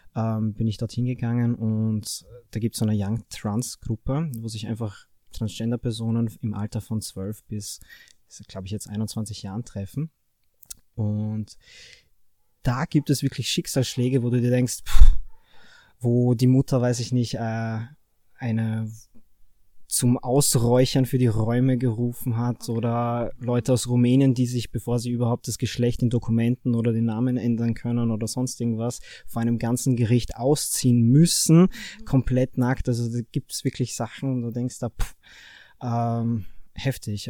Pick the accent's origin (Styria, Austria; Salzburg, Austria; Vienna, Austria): Styria, Austria; Fürstenfeld; ich bin 25, komme aus Fürstenfeld